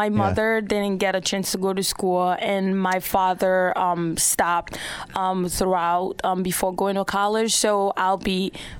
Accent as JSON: {"language": "English", "town": "Port-au-Prince", "region": "Ouest", "country": "Haiti", "tie": "born or raised there", "also_born_or_lived": "west part of Haiti", "moved": "yes", "said": "I am from Haiti. I am from the west part of Haiti, but I grew up in the capital, Port-au-Prince."}